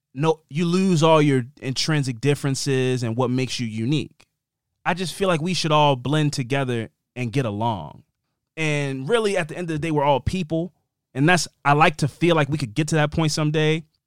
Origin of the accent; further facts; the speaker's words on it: Tucson, Arizona, United States; I was born here. I pay taxes here. I live here.